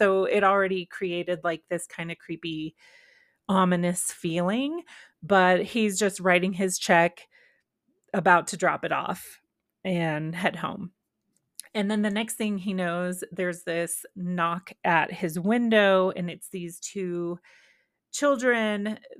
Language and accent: English; Texas, United States; So I grew up in Texas, and maybe that's where I'm confusing X-Files with just Texas lore, because I was still in Texas around 1996 when this came out.